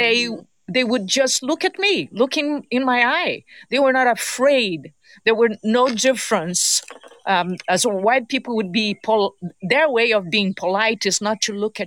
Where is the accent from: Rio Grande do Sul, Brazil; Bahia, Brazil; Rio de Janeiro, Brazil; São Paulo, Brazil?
Rio de Janeiro, Brazil; moved away as an adult; now in Los Angeles, United States; I'm from Rio de Janeiro, Brazil. I'm a carioca. That's how you call anybody that was born in Rio.